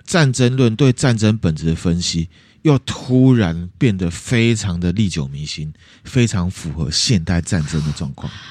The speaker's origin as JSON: {"language": "Chinese", "country": "Taiwan", "said": "我们台湾人还有一大部分的人并没有这样的认知"}